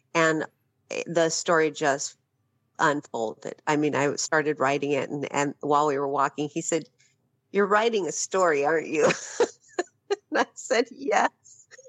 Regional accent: Phoenix, Arizona, United States; moved away as an adult; I spent the better part of my life in Phoenix

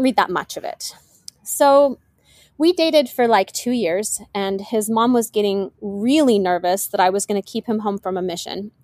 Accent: Washington, United States; now in South Florida, United States; I grew up in Washington State

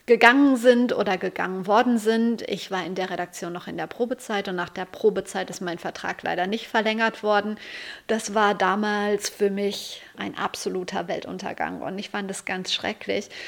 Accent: Lüdenscheid, North Rhine-Westphalia, Germany; Ich komme aus Lüdenscheid und da gab es zwei Zeitungen, die Lüdenscheider Rundschau und die Lüdenscheider Nachrichten.

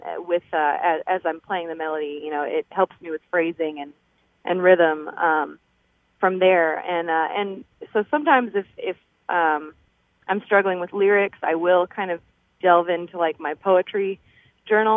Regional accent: Cincinnati, Ohio, United States; now in Akron, United States; So I'm from Akron, Ohio, originally down in Cincinnati, Ohio, actually

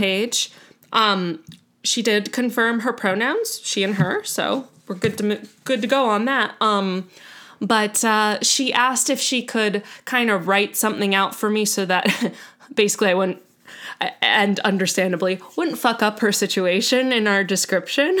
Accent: United States

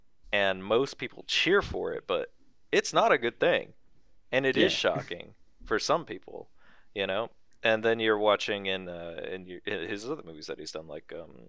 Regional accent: California, United States; we're from California.

